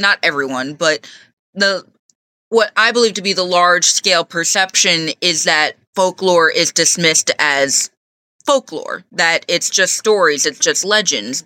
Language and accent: English; Stony Point, New York, United States; I grew up in Stony Point, so I grew up hearing all the story